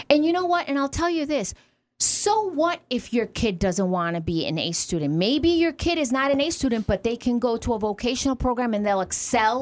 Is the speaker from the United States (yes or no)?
yes; New York City, New York, United States; moved away as an adult; now in Watertown, United States; I'm from New York City